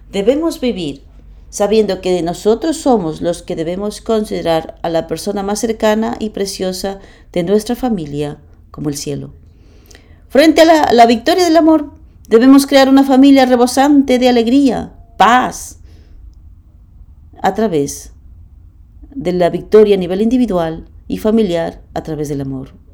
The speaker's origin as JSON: {"language": "Spanish", "country": "Germany", "second_language": "Spanish", "said": "soy alemán, eh, vengo"}